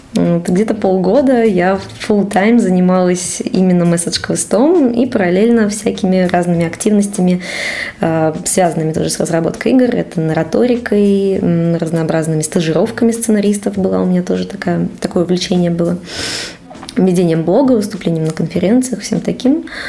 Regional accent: Cheboksary, Chuvashia, Russia; moved away as an adult; also born or lived in Saint Petersburg; now in Moscow, Russia; Я уехала из своего родного города Чебоксаров в Петербург.

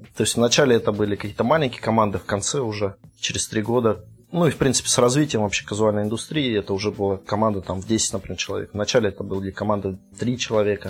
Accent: Vladimir Oblast, Russia; moved away as an adult; now in Kaliningrad, Russia; я из Подмосковья, из Владимирской области, но с две тысячи четвёртого года я уже живу в Калининграде

